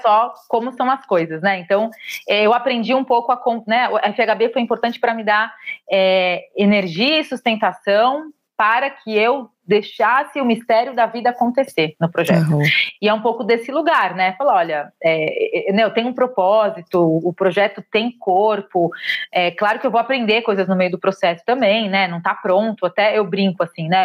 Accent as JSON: {"language": "Portuguese", "region": "São Paulo", "country": "Brazil", "said": "Eu sou de São Paulo, comecei no estado"}